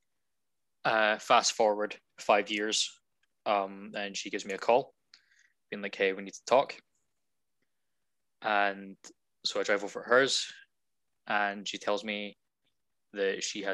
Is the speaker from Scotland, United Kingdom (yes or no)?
yes; Scotland, United Kingdom; I'm Scottish.